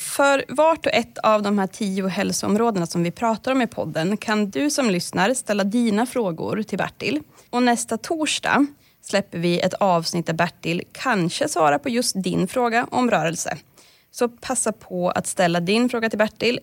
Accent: Norrland, Sweden; jag är norrlänning

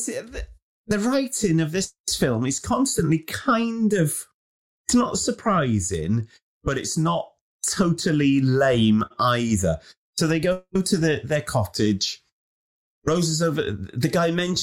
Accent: United Kingdom; being British

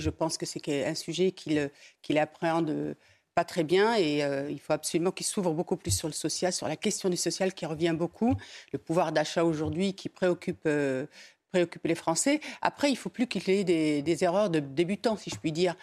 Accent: Dreux, Centre-Val de Loire, France; je suis de Dreux, de Dreux, qui est la ville royale

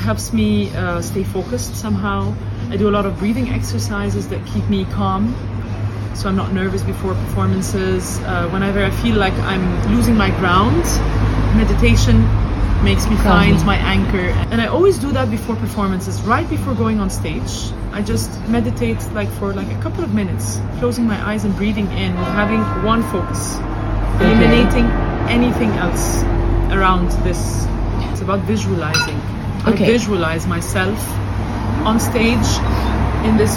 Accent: Alexandria, Alexandria Governorate, Egypt; It all started in Alexandria in Egypt. You know, I'm Egyptian. I was born and raised there

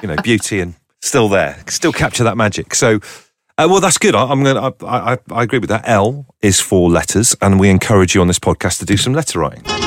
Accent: Torquay, South West England, United Kingdom; Torquay, which is, you know, it's a nice seaside and everything. It's where I grew up.

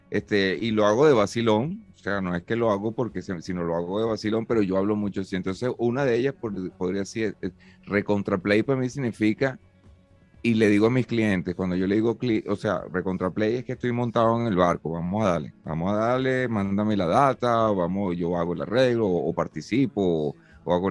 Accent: Venezuela; now in Spain; no termina de saber cómo, hablamos en Venezuela, pues me, confundían, claro, y, ojo, que ya tengo tres años aquí

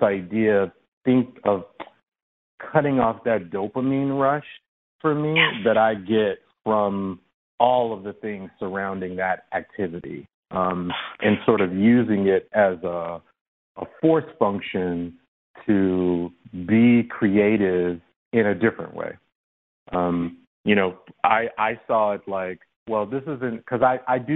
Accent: Chicago, Illinois, United States; I come from the South Side of Chicago, and you know, I grew up between two crack houses

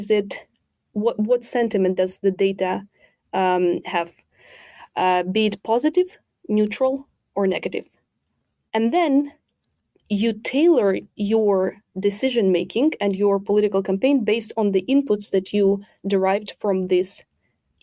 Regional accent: Ukraine; moved away; I'm originally from Ukraine

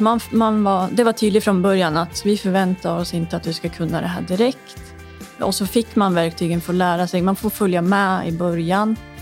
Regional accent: Hudiksvall, Gävleborg County, Sweden; now in Stockholm, Sweden; Jag kommer ju från eh, Hudiksvall

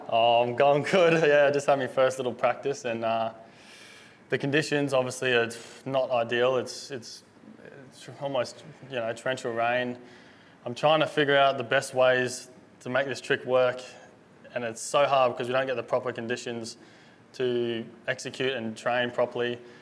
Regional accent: Gold Coast, Queensland, Australia; I grew up Gold Coast my whole life. Been here my whole life.

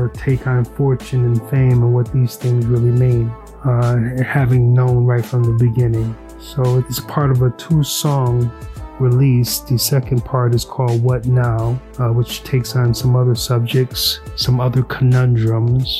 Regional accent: Utica, New York, United States; now in New York City, United States; I'm from Utica, New York

